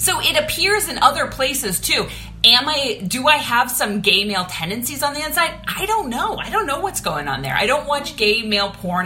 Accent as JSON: {"language": "English", "town": "Pittsburgh", "region": "Pennsylvania", "country": "United States", "tie": "born or raised there", "also_born_or_lived": "Los Angeles, California", "moved": "yes", "lives_now": "Burbank, United States", "said": "my hometown of Pittsburgh, Pennsylvania"}